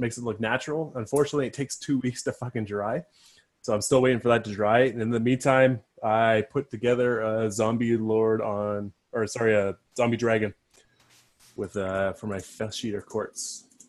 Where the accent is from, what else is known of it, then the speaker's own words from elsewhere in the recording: Canada; I'm here as a Canadian